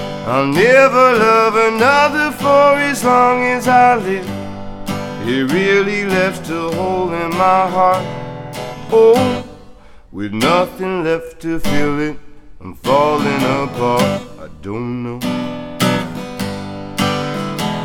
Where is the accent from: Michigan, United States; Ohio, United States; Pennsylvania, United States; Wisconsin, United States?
Pennsylvania, United States; outside of Philadelphia; now in Hilton Head / Bluffton area, United States; I'm from Philly, or outside of Philly